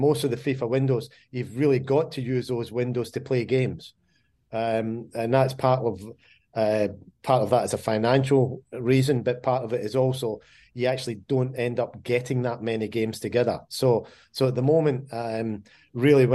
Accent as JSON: {"language": "English", "region": "Scotland", "country": "United Kingdom", "said": "I'm Scottish"}